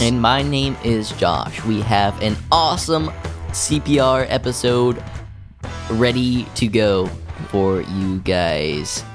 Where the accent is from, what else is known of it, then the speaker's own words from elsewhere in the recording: Oklahoma, United States; I'm from Oklahoma, and I like to show my Oklahoma pride.